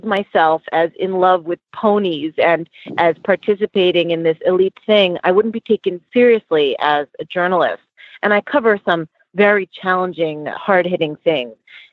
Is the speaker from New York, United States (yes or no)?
yes; New York City, New York, United States; I'm born and raised in New York City, and I actually found horses wherever I could in this city growing up